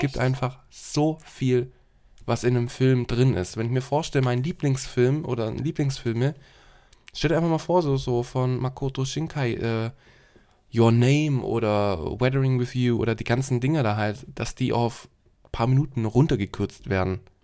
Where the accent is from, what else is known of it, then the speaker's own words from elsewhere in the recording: Germany; bei uns in Deutschland